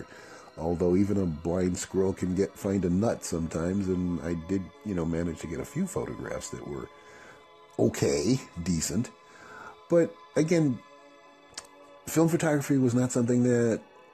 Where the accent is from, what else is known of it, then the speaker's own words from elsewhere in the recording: Chicago, Illinois, United States; moved away as an adult; now in San Diego, United States; I'm from Chicago originally